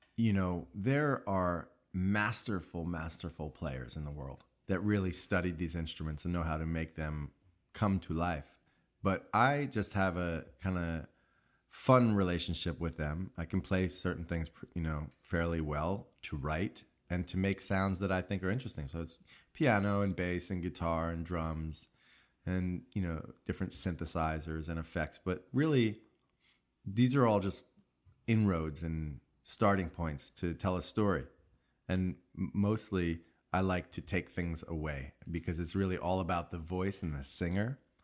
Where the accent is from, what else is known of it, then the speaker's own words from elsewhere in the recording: Long Island, New York, United States; I grew up in New York, in Long Island